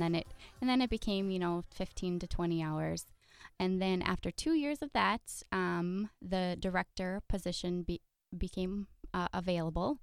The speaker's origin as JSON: {"language": "English", "town": "Fargo", "region": "North Dakota", "country": "United States", "tie": "born or raised there", "also_born_or_lived": "Valley City, North Dakota", "moved": "yes", "lives_now": "Milbank, United States", "said": "mostly Fargo is where I'm from."}